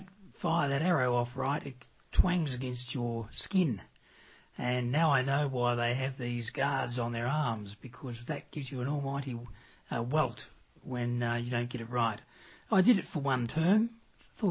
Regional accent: Melbourne, Victoria, Australia; I was born in Melbourne, in the northern suburb of Reservoir

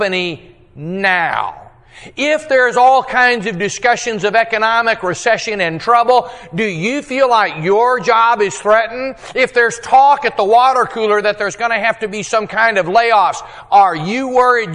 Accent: Texas, United States; I'm a Texan

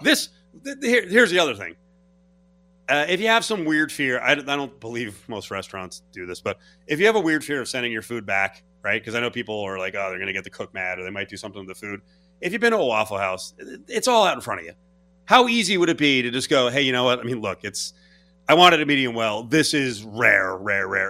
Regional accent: New Jersey, United States; I'm from New Jersey

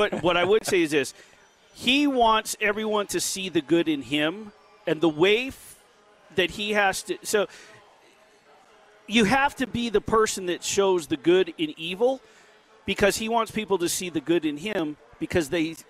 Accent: Las Vegas, Nevada, United States; born or raised there

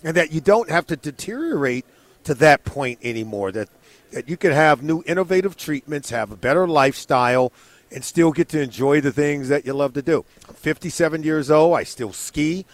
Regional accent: Compton, California, United States; I was born and raised in Compton, California, and I grew up rooting for the Rams

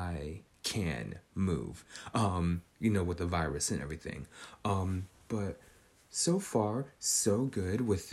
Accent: Northern California, United States; Growing up in Northern California

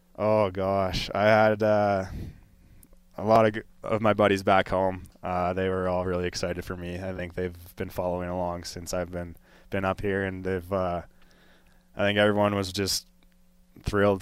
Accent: Colorado, United States; growing up in Colorado

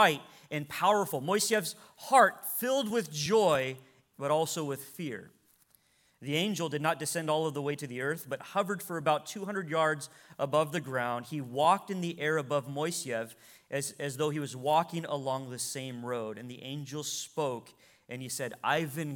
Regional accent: United States; as American believers

